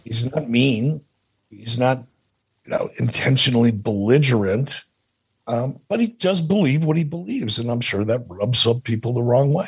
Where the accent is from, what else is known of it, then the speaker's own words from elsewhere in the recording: Detroit, Michigan, United States; when I was a kid growing up in Detroit